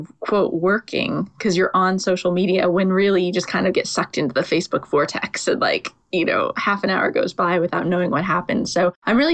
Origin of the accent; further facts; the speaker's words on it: United States; now in London, United Kingdom; Holly and I are both in London and we're both American